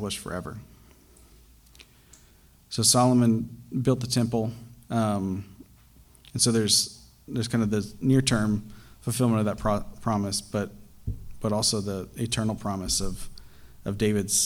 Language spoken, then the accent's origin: English; Pakistan; moved away; When I was growing up, I grew up in Pakistan